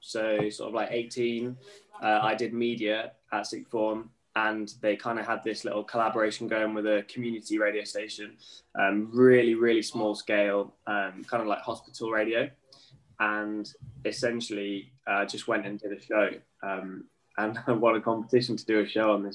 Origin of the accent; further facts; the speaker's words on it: Norwich, East of England, United Kingdom; And obviously was lucky enough to start in my hometown of Norwich.